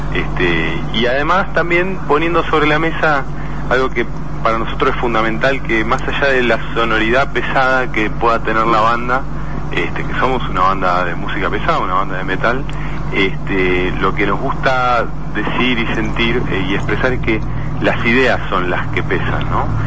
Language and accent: Spanish; Argentina; nosotros nacimos acá